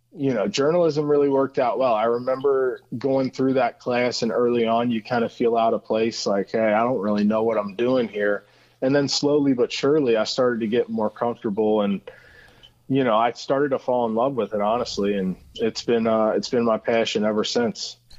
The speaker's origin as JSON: {"language": "English", "town": "Cincinnati", "region": "Ohio", "country": "United States", "tie": "born or raised there", "said": "Cincinnati, born and raised"}